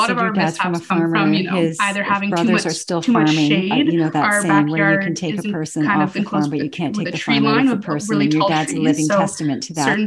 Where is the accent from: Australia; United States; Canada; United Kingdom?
Canada; Toronto, Ontario; born there; I was born in Toronto.